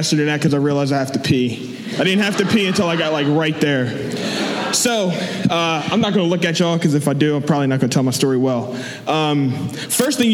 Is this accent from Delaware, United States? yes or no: yes; Delaware, United States; I'm from Delaware